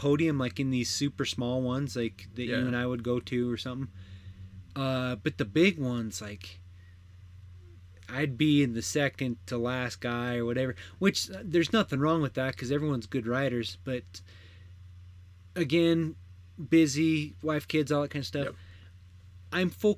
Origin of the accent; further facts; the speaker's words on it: Price, Utah, United States; Price, my hometown